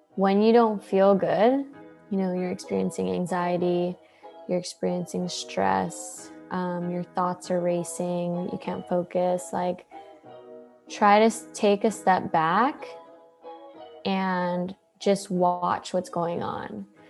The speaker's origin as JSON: {"language": "English", "region": "Hawaii", "country": "United States", "tie": "born or raised there", "moved": "yes", "lives_now": "San Diego, United States", "said": "I grew up in Hawaii"}